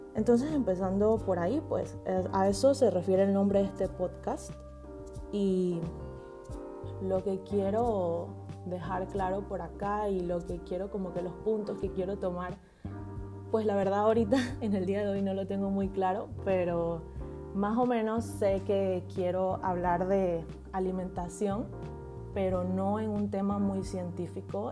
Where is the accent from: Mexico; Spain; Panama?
Panama; soy panameña, nacida y criada en Panamá.